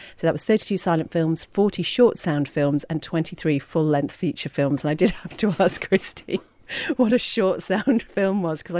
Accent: Port Erin, Isle of Man; I was brought up in Port Erin, asked her name.

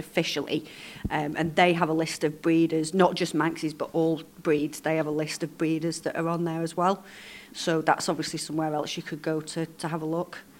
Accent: Lancashire, North West England, United Kingdom; now in Isle of Man; I'm from Lancashire originally, but I've, I've been here for over 30 years

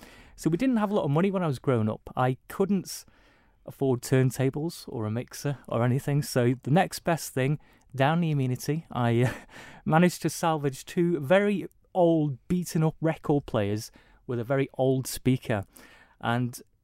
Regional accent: Isle of Man; growing up on the Isle of Man

